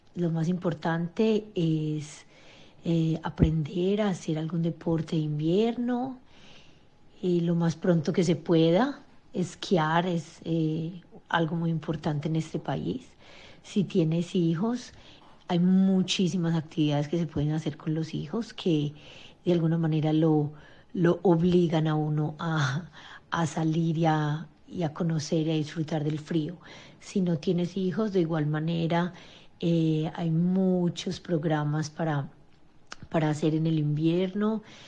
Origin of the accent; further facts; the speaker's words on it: Colombia; moved away as an adult; now in Norway; soy colombiana y llevo 16 años viviendo en Noruega